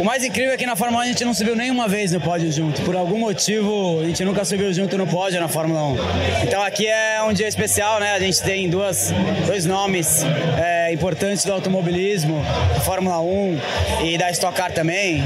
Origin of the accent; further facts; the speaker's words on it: São Paulo, Brazil; Interlagos é um lugar onde eu cresci, um lugar onde eu passei a maior parte do tempo no cartódromo, quando eu era criança.